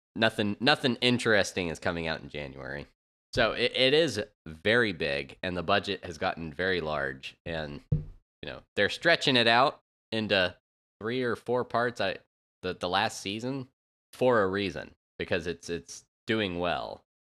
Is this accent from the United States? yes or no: yes; United States; as an American